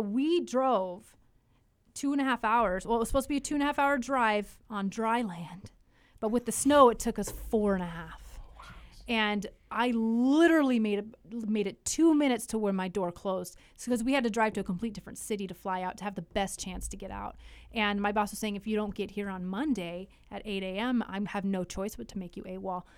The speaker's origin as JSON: {"language": "English", "region": "Alaska", "country": "United States", "tie": "born or raised there", "also_born_or_lived": "Idaho", "moved": "yes", "lives_now": "Tri-Cities, Washington, United States", "said": "growing up in Alaska, I mean, four hours of, of daylight"}